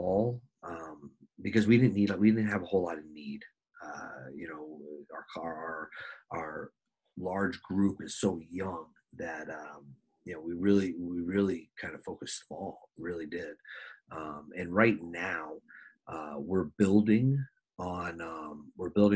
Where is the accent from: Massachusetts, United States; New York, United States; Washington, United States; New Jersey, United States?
New Jersey, United States; moved away as an adult; also born or lived in Minnesota; now in South Dakota, United States; I'm from New Jersey. We get snow.